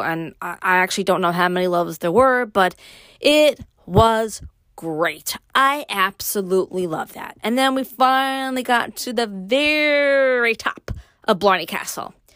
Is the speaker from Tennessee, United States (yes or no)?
no; New York City, New York, United States; moved away; me growing up in Brooklyn, moving to upstate